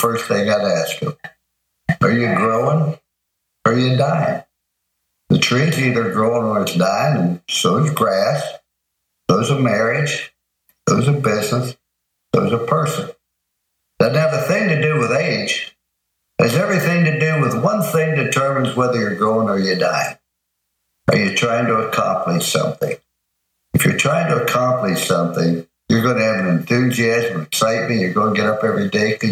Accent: East Liverpool, Ohio, United States; moved away; also born or lived in Follansbee, West Virginia; we're raised in East Liverpool, Ohio. I was born in Fallsview, West Virginia. Those are my two hometown.

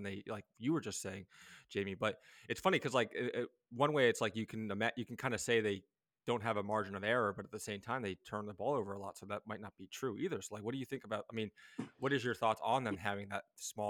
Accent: Philadelphia, Pennsylvania, United States; I'm from Philadelphia

